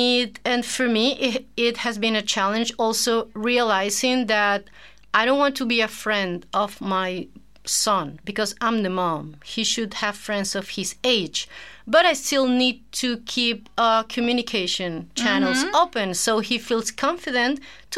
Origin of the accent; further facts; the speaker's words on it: Caracas, Capital District, Venezuela; English is a second language; moved away as an adult; now in Jeju, South Korea; I come from Caracas, Venezuela. Mm-hmm. That's in South America. I'm 40 years old.